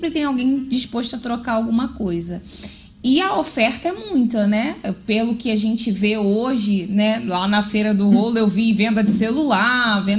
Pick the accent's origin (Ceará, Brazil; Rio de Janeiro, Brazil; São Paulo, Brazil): Rio de Janeiro, Brazil; Olha, eu como uma boa carioca, conheço alguns lugares lá no Rio